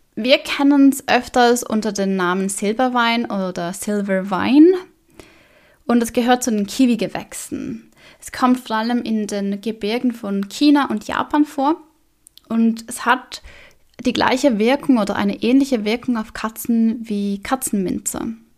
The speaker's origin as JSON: {"language": "German", "country": "Switzerland", "said": "bei uns in der Schweiz"}